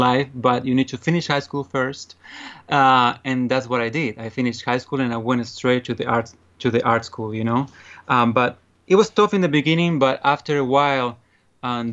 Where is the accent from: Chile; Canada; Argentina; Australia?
Argentina; English is a second language; moved away as an adult; now in United States; I'm an actor and a singer from Argentina. I grew up there. I was born there. And I moved here to U.S. 6 years ago